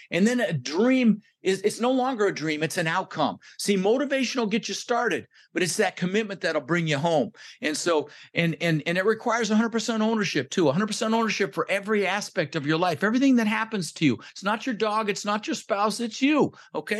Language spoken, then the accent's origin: English; Denver, Colorado, United States; also born or lived in Netherlands; I was born in the Netherlands. You know, think wooden shoes, windmills, Holland. Um, immigrated when I was six years old with my brother Albert and my mother Zvonta, and we ended up in Denver, Colorado